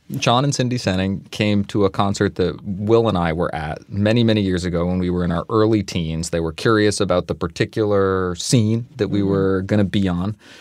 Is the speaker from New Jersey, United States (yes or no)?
no; Vermont, United States; Growing up in Vermont in the 90s